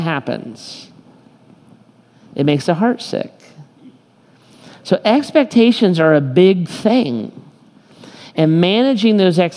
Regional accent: United States; I am kind of as American as it gets

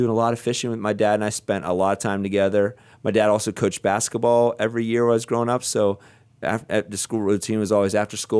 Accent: Nanticoke, Pennsylvania, United States; now in Ohio, United States; I come from a little town called Nantyglow.

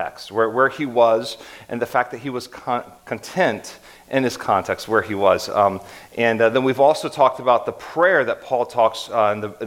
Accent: Columbus, Ohio, United States; moved away as an adult; also born or lived in Hershey, Pennsylvania / Akron, Ohio; my wife and I grew up in Columbus, but our family came from Hershey, Pennsylvania

